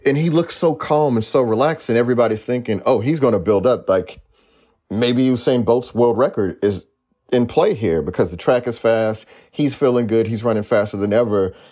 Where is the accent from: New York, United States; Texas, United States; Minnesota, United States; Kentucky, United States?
Texas, United States; I'm a Texan